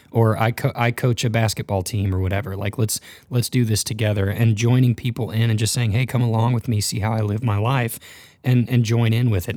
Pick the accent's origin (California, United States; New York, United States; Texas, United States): Texas, United States; North; I grew up in North Texas, sort of the Bible Belt